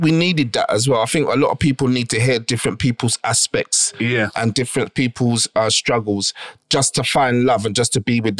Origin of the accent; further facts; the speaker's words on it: England, United Kingdom; I am English. I am born here. I am bred here. I am English in that aspect, but I do not have an English blood.